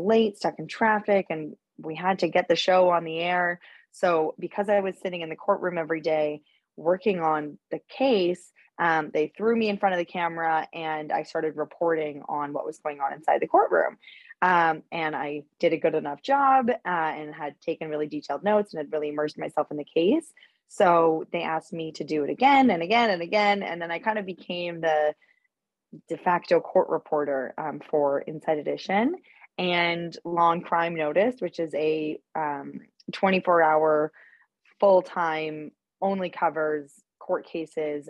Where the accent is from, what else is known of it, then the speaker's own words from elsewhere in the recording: Winnipeg, Manitoba, Canada; moved away as an adult; also born or lived in British Columbia / Toronto; now in New York, United States; So I grew up in Canada. I was born in British Columbia. And then my family moved to Winnipeg when I was in elementary school